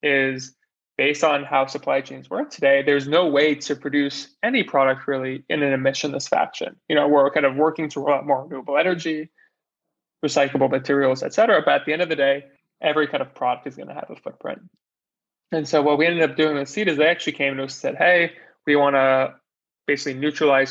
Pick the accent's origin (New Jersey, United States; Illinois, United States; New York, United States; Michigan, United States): New York, United States; also born or lived in Montreal, Canada; grew up in New York